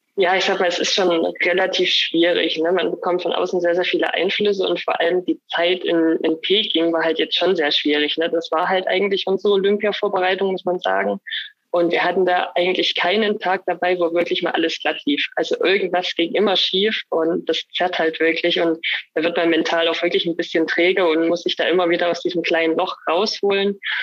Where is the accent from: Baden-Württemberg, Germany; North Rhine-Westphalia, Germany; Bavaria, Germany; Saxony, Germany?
Saxony, Germany; Annaberg-Buchholz; also born or lived in Oberwiesenthal; ich bin ja gebürtig aus Annaberg, bin auch in Buchholz dann in die Grundschule gegangen